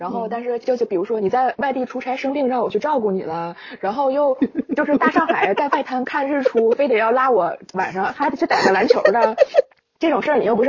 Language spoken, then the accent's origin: Chinese; Hulunbuir, Inner Mongolia, China; accent: Northeastern (Dongbei); moved away; 我家是呼伦贝尔的